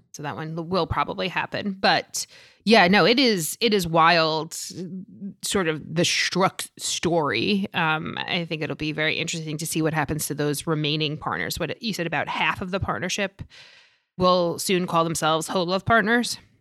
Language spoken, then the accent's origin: English; New York City, New York, United States; I'm from Staten Island